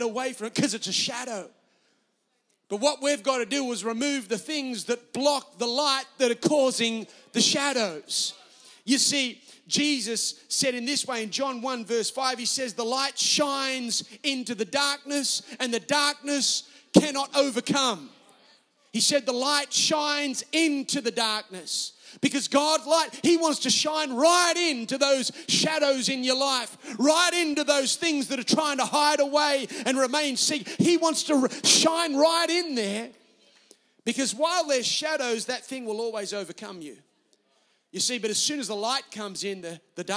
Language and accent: English; Newcastle, New South Wales, Australia; accent: Australian; Newcastle, my hometown.